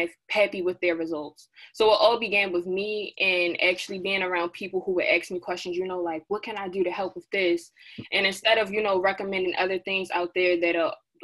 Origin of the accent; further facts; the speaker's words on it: Baltimore, Maryland, United States; I hail all the way from Baltimore, Maryland